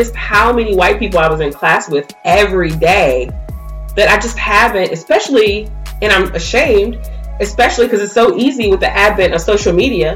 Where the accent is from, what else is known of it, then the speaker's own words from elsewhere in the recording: Raleigh, North Carolina, United States; when I grew up, I grew up in North Raleigh